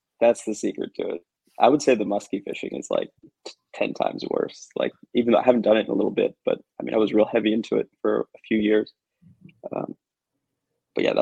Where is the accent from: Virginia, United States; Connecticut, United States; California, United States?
Virginia, United States; Arlington; we're from Arlington, Virginia, which is literally like 5 minutes from DC. So we basically grew up in the city